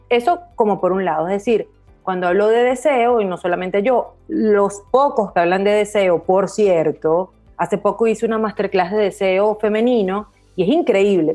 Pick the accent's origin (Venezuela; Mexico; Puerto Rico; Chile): Venezuela; crecí en Latinoamérica, crecí en Venezuela puntualmente